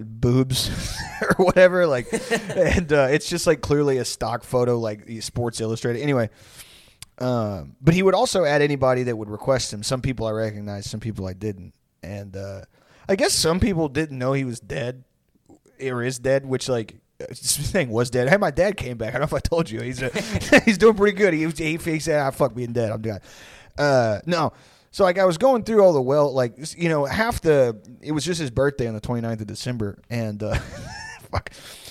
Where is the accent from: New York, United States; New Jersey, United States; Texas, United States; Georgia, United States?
New Jersey, United States; I don't know why we're both from Jersey when we're old.